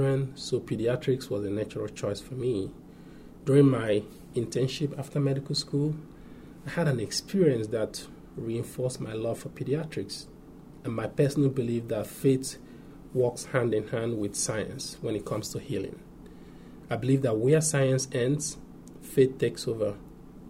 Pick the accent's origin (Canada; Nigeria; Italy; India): Nigeria; moved away as an adult; I grew up and went to medical school in my home country, Nigeria.